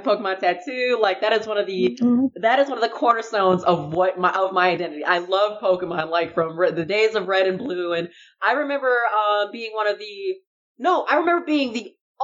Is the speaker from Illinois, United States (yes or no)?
yes; Chicago, Illinois, United States; I was in the suburbs of Chicago for a long time